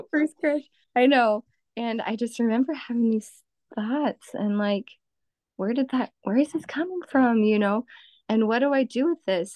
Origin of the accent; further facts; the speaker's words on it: Los Angeles, California, United States; also born or lived in central Illinois; now in Illinois, United States; I grew up in in Southern California, in the Los Angeles area